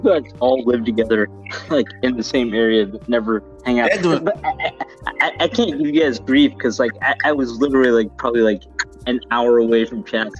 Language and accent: English; India; No. I'm Indian. How am I going to make fun of anyone else's accent?